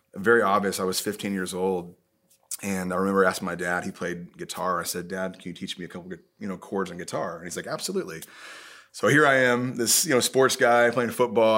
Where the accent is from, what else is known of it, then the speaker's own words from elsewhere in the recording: Indiana, United States; I'm from Indiana